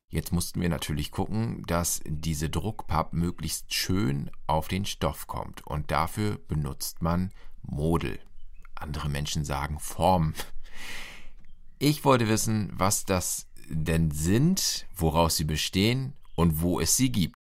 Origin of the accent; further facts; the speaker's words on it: Lower Saxony, Germany; Ich bin in Niedersachsen aufgewachsen